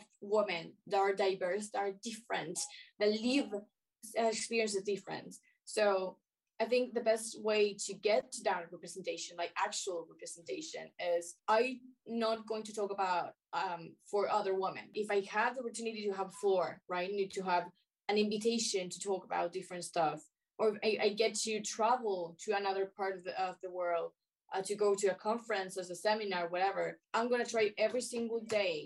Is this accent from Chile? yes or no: yes; Chile; I'm Chilean, yes, I'm Latin American